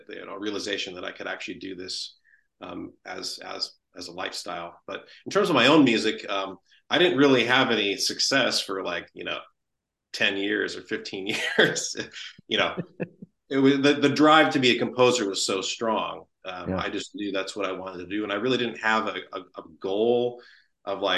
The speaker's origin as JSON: {"language": "English", "town": "Santa Rosa", "region": "California", "country": "United States", "tie": "born or raised there", "said": "the Santa Rosa Symphony, my hometown"}